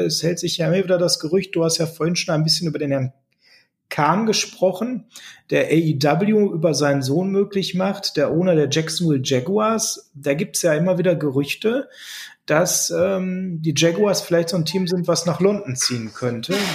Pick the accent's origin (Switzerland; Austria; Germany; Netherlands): Germany; als Deutscher